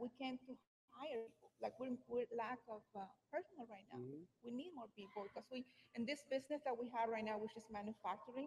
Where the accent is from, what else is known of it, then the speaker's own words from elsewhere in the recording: Honduras; moved away as an adult; now in United States; I'm from Honduras.